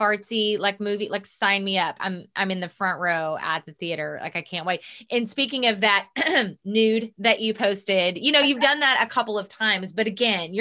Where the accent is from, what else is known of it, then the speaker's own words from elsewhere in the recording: the Bible Belt, United States; We come from the Bible Belt. Mm-hmm. We were both raised deeply and rooted in religion